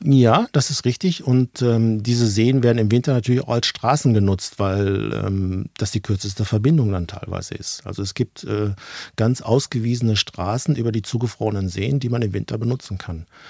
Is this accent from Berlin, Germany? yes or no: no; Ruhr area, near Dortmund, North Rhine-Westphalia, Germany; accent: Ruhrpott; moved away as an adult; also born or lived in Hanover, Lower Saxony; Ich bin aus dem Ruhrgebiet, gebürtig dort, aufgewachsen, Ruhrpottler